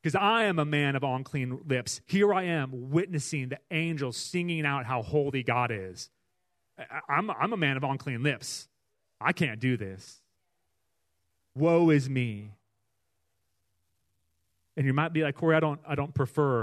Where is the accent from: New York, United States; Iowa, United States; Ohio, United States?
Iowa, United States; Iowa City; we grew up in Iowa. We grew up close to the University of Iowa campus